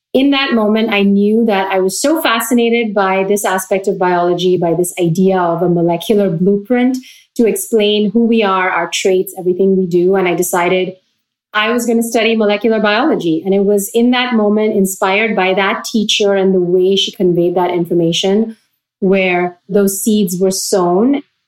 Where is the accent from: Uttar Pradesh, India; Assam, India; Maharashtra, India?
Maharashtra, India; Pune; moved away as an adult; also born or lived in Austin, Texas / Virginia; now in Brooklyn, United States; I came from Pune, which was considered a small city in India, but it still had 5 to 7 million people. So small for Indian standards, but very large. And from that, I came to Texas